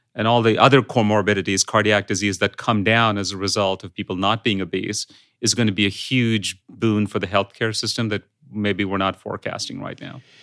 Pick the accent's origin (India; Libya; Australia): India; English is a second language; moved away; I grew up in India